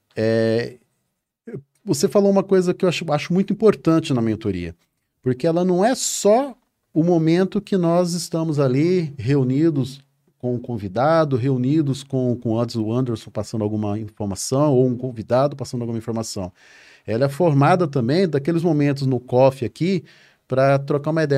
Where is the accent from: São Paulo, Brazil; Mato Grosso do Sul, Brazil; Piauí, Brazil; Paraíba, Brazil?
Mato Grosso do Sul, Brazil; eu sou lá do, do Mato Grosso do Sul, lá no meião do Brasil